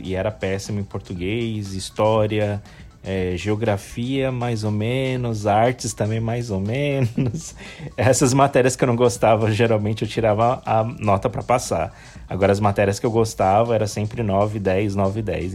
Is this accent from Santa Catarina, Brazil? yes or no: no; São Paulo, Brazil; Eu nasci no hospital, mas eu não lembro qual hospital, mas eu nasci no, em São Paulo, na capital, em São Paulo mesmo, no estado de São Paulo, na cidade de São Paulo